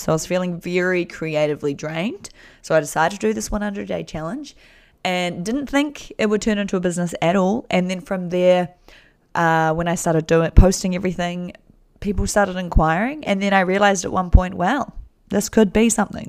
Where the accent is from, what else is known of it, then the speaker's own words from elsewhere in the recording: New Zealand; I'm from New Zealand